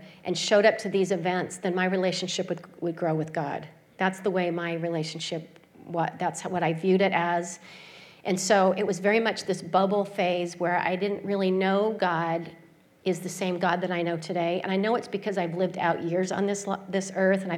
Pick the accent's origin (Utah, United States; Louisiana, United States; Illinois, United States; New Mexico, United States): Utah, United States; Salt Lake City; I grew up in Salt Lake City, Utah, and I grew up in the Mormon religion.